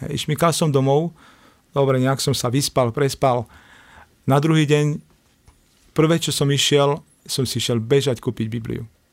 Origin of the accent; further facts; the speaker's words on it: Košice, Košice Region, Slovakia; vyrastal som v Košiciach